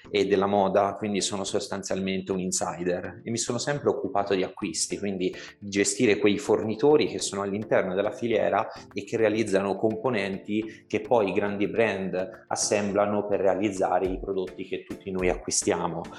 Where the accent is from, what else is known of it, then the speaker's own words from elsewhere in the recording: Tuscany, Italy; un po' perché sono toscano e quindi sentire eh, con le parole del toscano e con la C aspirata